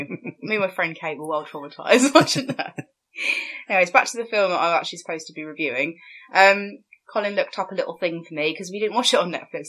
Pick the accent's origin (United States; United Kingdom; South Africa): United Kingdom; But we're British, so we're going with Lieutenant.